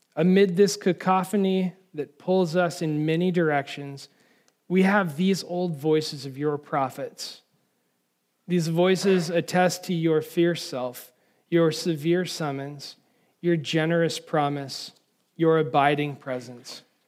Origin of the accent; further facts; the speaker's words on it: California, United States; now in Washington, D.C. area, United States; I'm from California